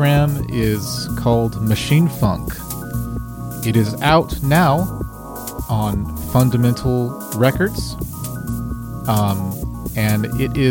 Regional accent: Dallas, Texas, United States; I'm from Dallas, Texas, and I make music

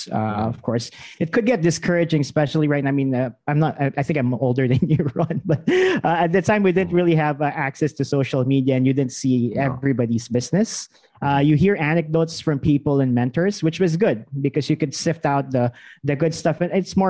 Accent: Pampanga, Central Luzon, Philippines; moved away as an adult; also born or lived in Manila, Philippines; now in Singapore; I was born in Pampanga. I'm actually a full-fledged Kapampangan.

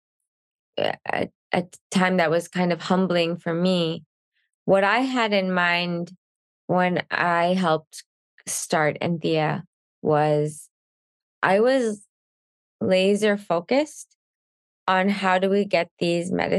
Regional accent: Canada; I'm Canadian

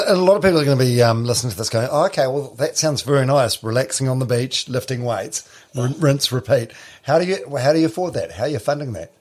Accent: New Zealand; I'm from I'm from Palmerston which is landlocked like Hamilton.

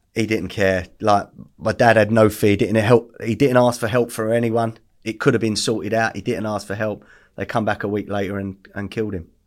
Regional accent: Essex, East of England, United Kingdom; also born or lived in Bethnal Green / West London; we ended up in Essex when I was, like, three. Um, grew up above pubs.

